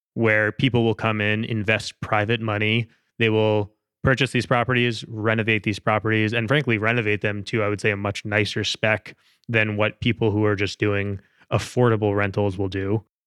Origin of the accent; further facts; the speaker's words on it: New Jersey, United States; I grew up in New Jersey. I grew up going to the Jersey Shore